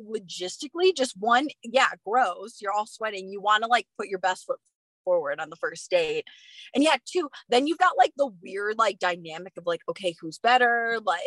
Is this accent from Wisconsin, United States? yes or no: yes; Wisconsin, United States; now in Flagstaff, United States; where I grew up in Wisconsin